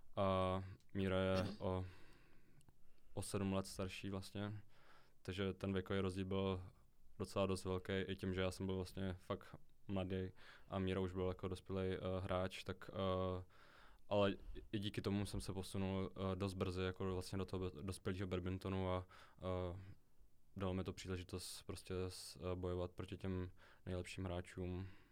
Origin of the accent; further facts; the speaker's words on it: Český Krumlov, South Bohemian Region, Czechia; jelikož jsem z Českého Krumlova